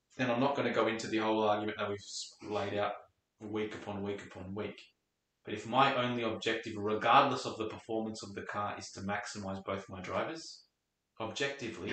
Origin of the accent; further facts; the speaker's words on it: Australia; as an Australian, we read Australian media